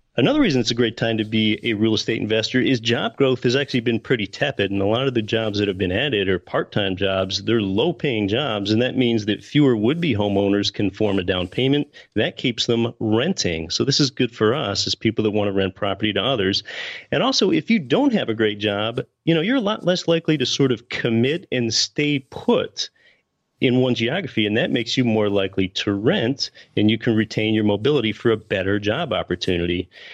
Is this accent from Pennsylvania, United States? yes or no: yes; Pennsylvania, United States; now in Anchorage, United States; I was born and raised in Pennsylvania